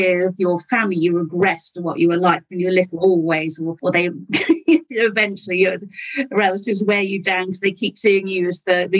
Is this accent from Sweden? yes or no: no; Wales, United Kingdom; I had English parents, but I grew up in Wales.